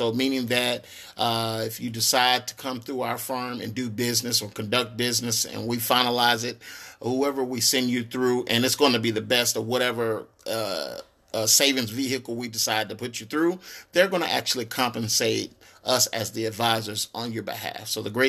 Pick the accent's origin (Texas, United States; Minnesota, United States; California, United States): Texas, United States; Tyler; See, when I was growing up in Tyler, Texas, there was no one coming across giving out advice, not even at school. And I went to a private school in Tyler, Texas